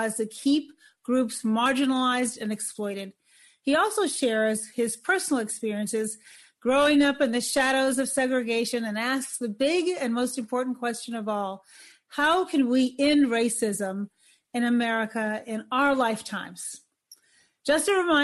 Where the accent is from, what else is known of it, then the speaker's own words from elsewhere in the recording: Chicago, Illinois, United States; my hometown of Chicago